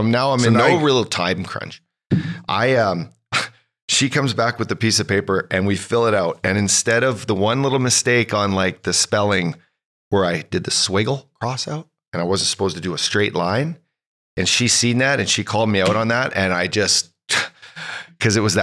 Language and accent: English; Canada